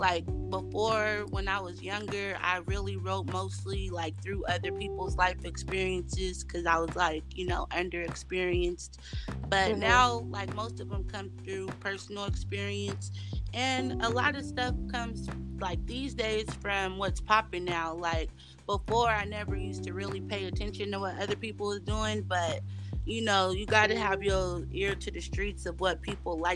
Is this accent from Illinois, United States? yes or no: no; Sacramento, California, United States; also born or lived in San Francisco; I was born in San Francisco, but I was raised in Sacramento